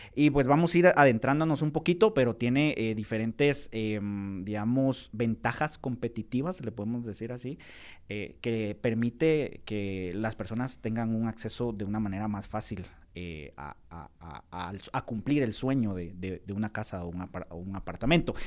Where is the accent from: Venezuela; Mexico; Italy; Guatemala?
Guatemala; nosotros como guatemaltecos